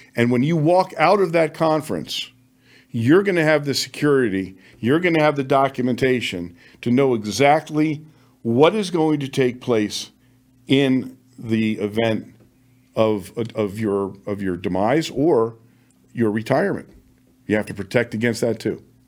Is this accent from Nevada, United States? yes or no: yes; Las Vegas, Nevada, United States; in my hometown of Las Vegas, where I served for twenty-four years